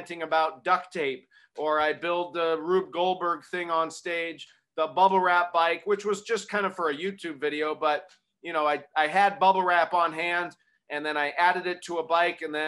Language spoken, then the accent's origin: English; Arizona, United States; I grew up in Arizona